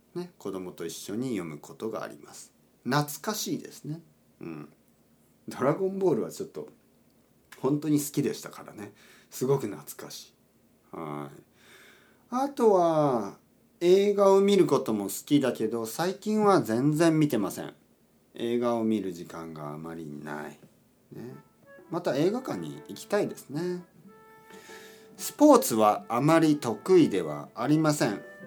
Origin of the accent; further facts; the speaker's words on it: Oita, Japan; now in Tokyo, Japan; 僕の出身大分県です九州の大分県です